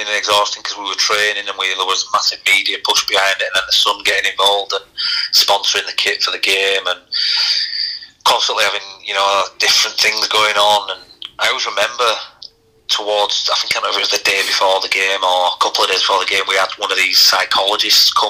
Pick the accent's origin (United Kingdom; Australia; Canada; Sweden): United Kingdom; Leeds, Yorkshire and the Humber; I was from Leeds